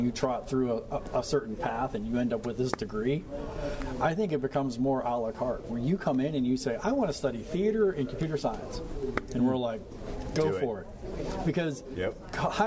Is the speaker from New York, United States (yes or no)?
no; Perryopolis, Pennsylvania, United States; I'm from Perryopolis, and our school district's Fraser